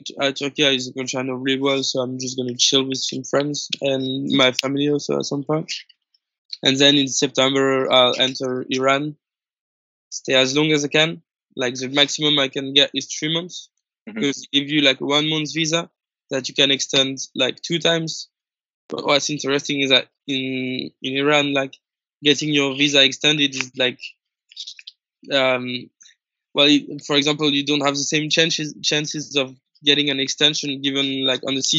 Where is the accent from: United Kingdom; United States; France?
France; Paris, Île-de-France; English is a second language; I'm from Paris